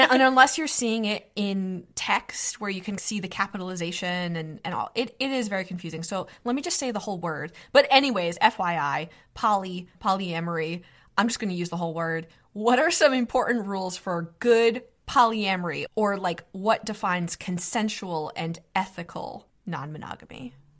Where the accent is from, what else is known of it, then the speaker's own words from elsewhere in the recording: Northeast, United States; as a millennial American woman growing up in the Northeast in middle class